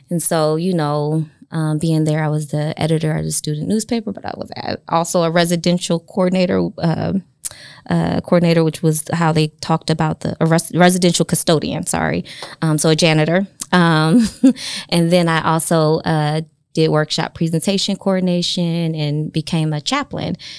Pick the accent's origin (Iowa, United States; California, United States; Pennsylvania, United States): Pennsylvania, United States; Chester; moved away; also born or lived in South Carolina; born and raised in Chester, Pennsylvania